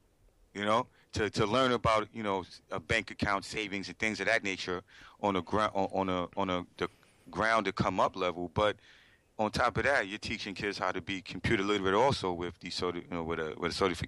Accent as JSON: {"language": "English", "town": "New York City", "region": "New York", "country": "United States", "said": "me and Derek are from, we're both from Brooklyn, you know, and he's in Texas now, and I'm still in New York"}